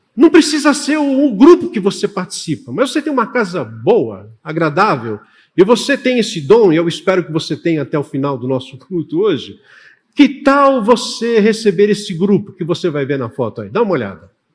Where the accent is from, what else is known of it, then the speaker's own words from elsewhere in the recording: São Paulo, Brazil; eu sou paulistano da gema.